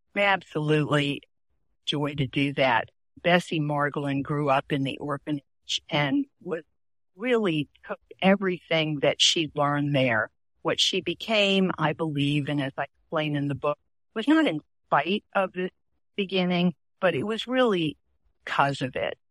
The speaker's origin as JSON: {"language": "English", "town": "New Orleans", "region": "Louisiana", "country": "United States", "also_born_or_lived": "Baltimore", "moved": "as an adult", "said": "I had just come to Baltimore from New Orleans to attend Goucher College."}